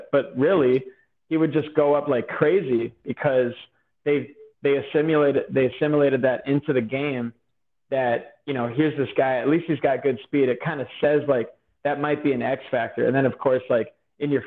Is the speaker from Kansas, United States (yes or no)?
no; Wisconsin, United States; I'm from Wisconsin